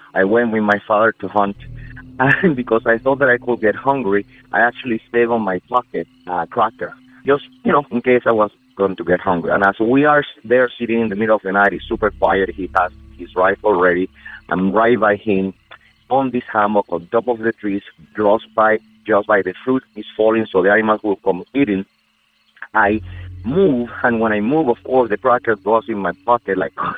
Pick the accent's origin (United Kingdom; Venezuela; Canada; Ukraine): Venezuela; Amazonas; English is a second language; moved away as an adult; now in United States; I'm originally from Venezuela in South America, by by the Amazon between Brazil and Colombia. I live in the States since around 15 years ago